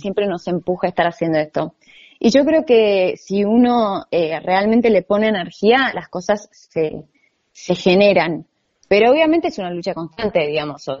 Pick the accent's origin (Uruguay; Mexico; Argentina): Argentina; Buenos Aires; soy argentina, nací acá, pero soy segunda generación croata